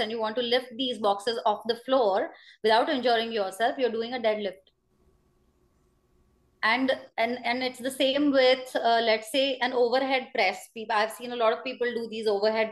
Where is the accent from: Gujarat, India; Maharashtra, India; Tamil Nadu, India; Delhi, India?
Maharashtra, India; Pune; I come from Pune